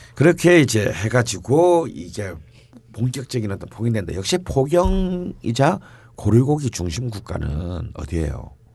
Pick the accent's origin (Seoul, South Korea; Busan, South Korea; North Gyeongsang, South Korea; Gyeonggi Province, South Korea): Busan, South Korea; 저는 뭐 어릴 때부터 부산에서 태어났고 자랐기 때문에